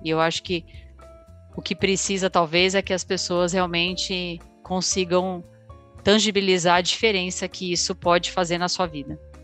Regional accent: Brazil; a gente, como um bom brasileiro

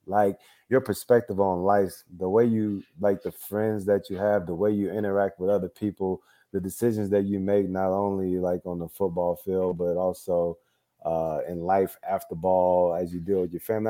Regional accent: Mississippi, United States; growing up in Mississippi

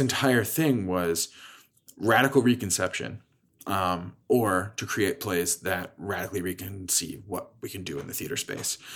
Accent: Lansdale, Pennsylvania, United States; moved away as an adult; now in Chicago, United States; my hometown in Philadelphia

